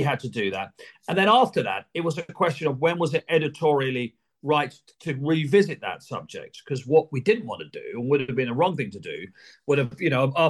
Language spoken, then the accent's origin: English; Sussex, South East England, United Kingdom; I'm born and bred in Sussex